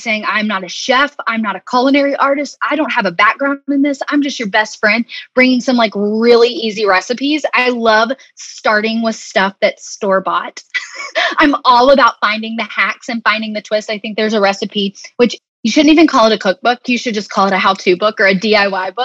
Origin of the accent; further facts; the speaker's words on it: Arkansas, United States; moved away as an adult; also born or lived in Birmingham; growing up in Arkansas, we're kind of in, you know, really in the South